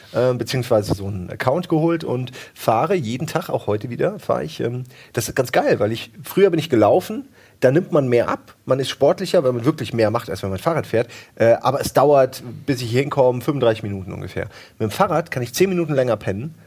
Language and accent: German; Wächtersbach, Hesse, Germany; in dem ersten Kaff, wo ich groß geworden bin, in, in, nee, in Wächtersbach war